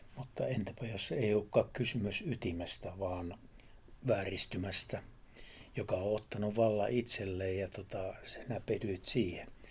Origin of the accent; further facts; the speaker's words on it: Savo, Savonia, Finland; yhden savolaisen sanonnan kanssa, kun sanotaan, että siellä meillä, meillä päin